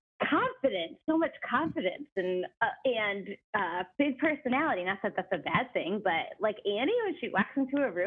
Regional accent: Connecticut, United States; I'm from Connecticut

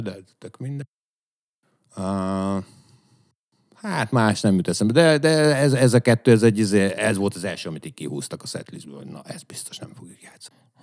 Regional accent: Püspökladány, Hajdú-Bihar, Hungary; moved away; amikor lementünk püspökladányba, mert hogy én onnan származom

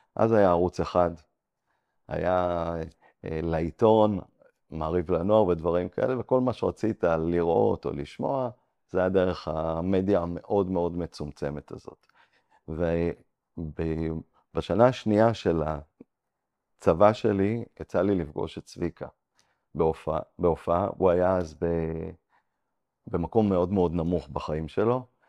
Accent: Ramat HaSharon, Tel Aviv District, Israel; also born or lived in Antwerp, Belgium; גדלתי ברמת השרון. אה, מגיל 14 עד גיל 18, עד גיל צבא, גרתי באנטוורפן, בלגיה, ואז אה, חזרתי לארץ

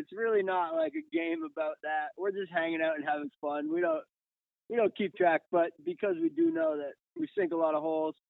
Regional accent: Canada; They're not cheap to tour as a Canadian band

